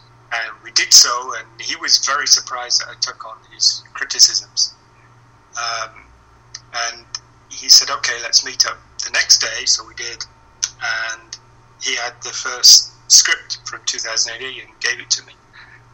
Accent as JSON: {"language": "English", "region": "England", "country": "United Kingdom", "said": "as an English guy"}